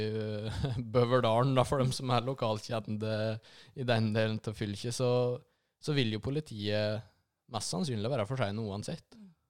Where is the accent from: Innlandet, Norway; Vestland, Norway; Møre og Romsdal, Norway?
Innlandet, Norway; Lom; De årene som jeg fikk på videregående hjemme i Lom